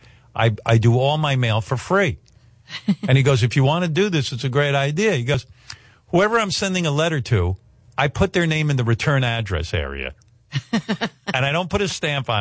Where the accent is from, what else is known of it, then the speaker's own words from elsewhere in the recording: Roosevelt, New York, United States; moved away; also born or lived in Florida; I lived in this little town called Roosevelt